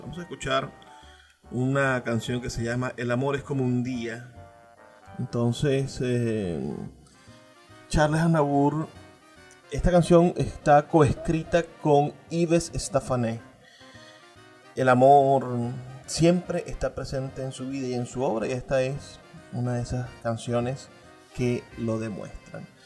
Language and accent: Spanish; Venezuela; como venezolanos